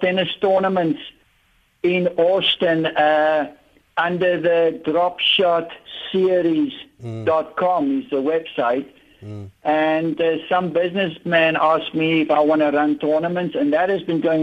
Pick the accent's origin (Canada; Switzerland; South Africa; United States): South Africa; I was from South Africa and we were, you know, isolated